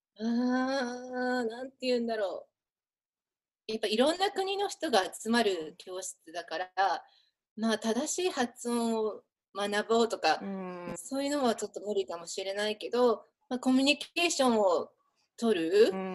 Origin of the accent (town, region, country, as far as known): Japan; moved away as an adult; now in Hawaii, United States